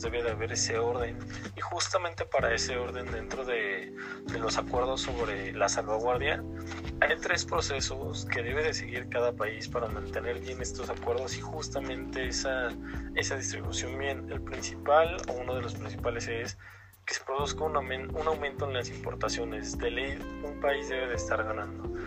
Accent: Mexico; yo como mexicano

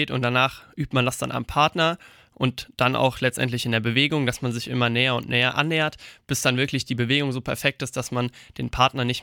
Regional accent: Eppertshausen, Hesse, Germany; Das war dann erstmal bei uns in Eppertshausen. Und da habe ich dann angefangen, gesagt, mit dreieinhalb bis vier Jahren bin ich da das erste Mal dazugekommen

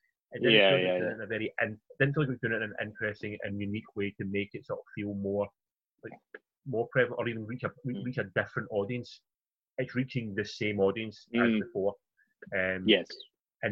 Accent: United Kingdom; Being British and being back to the BBC, we all grew up with that on the TV all the time.

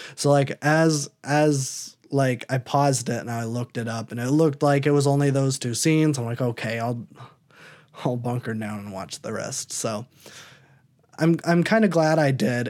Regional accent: Iowa, United States; I'm from Iowa.

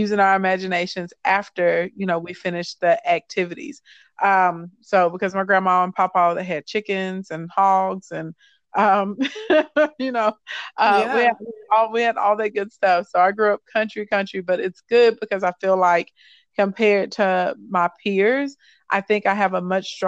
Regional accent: Arkansas, United States; growing up in Arkansas was interesting. It's fun. It's beautiful here.

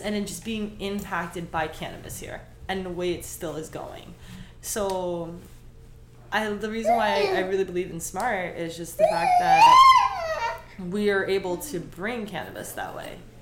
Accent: New York, United States; moved away; also born or lived in Miami; even though I'm from New York

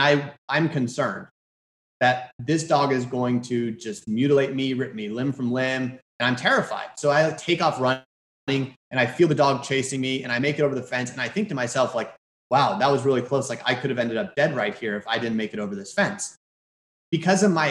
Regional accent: Houston, Texas, United States; I'm from Houston.

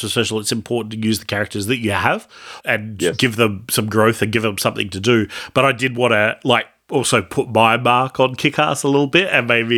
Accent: Australia; we're Australian

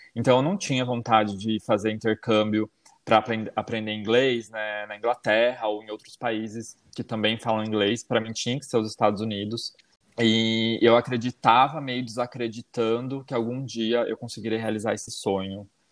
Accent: Itaporanga, São Paulo, Brazil; moved away as an adult; now in North Carolina, United States; eu sou do interior de São Paulo, é, da cidade de Itaporanga

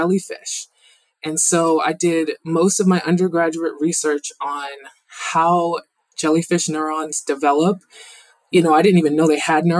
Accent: Mansfield, Massachusetts, United States; I'm from Mansfield, Massachusetts

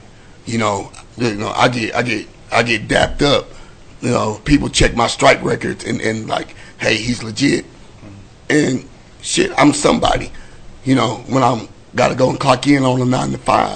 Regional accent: Weatherford, Texas, United States; I grew up in Weatherford

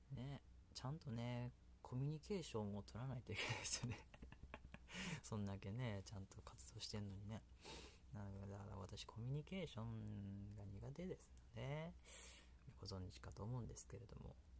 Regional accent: Kansai, Japan; accent: Kansai dialect; 私関西弁っていうのでほとんどやってますので

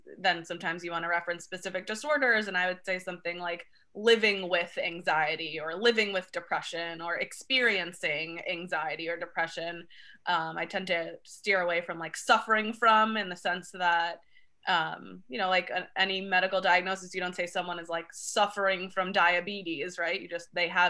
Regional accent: Long Island, New York, United States; now in New York City, United States; I was born and raised on Long Island, and I came to Manhattan

